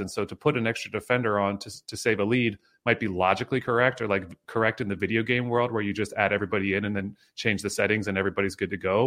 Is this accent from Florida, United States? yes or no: no; State College, Pennsylvania, United States; I grew up in State College, so I'm, like, a Penn State guy